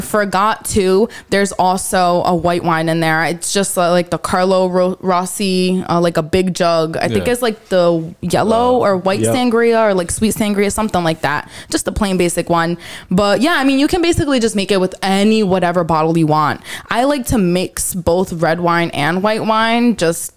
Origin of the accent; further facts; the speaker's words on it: Rhode Island, United States; I was born and raised here in Rhode Island